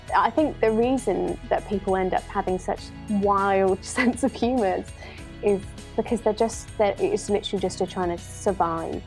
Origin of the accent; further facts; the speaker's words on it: Bristol, South West England, United Kingdom; I am from Bristol.